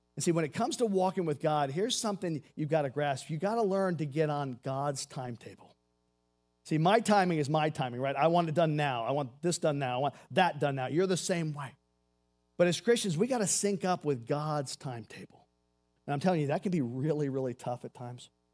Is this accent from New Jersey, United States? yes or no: no; Seabrook, Texas, United States; I grew up in Houston, Texas, a little town called Seabrook, Texas